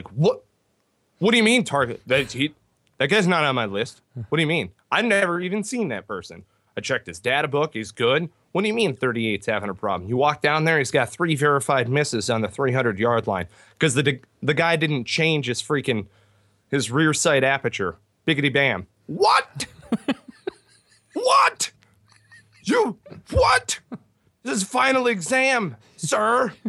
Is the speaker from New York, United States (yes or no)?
no; Midland, Michigan, United States; So I grew up in Midland, Michigan, graduated high school, immediately enlisted in the Marine Corps.